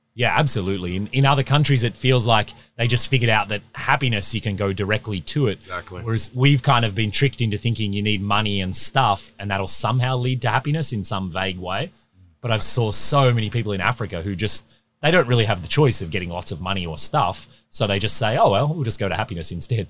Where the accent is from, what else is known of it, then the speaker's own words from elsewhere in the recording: Australia; moved away as an adult; now in Whitehorse, Canada; I grew up in Australia, relatively normal upbringing.